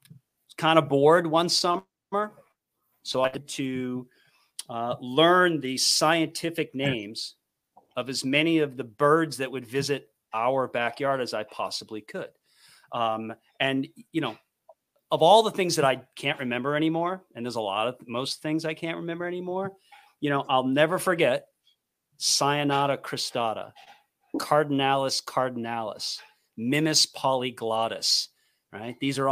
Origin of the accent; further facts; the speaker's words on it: East Coast, United States; But I mean, I'm from the East Coast. My bias is East Coast.